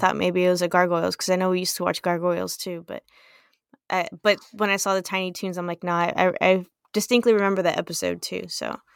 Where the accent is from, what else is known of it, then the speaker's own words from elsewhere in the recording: United States; we're American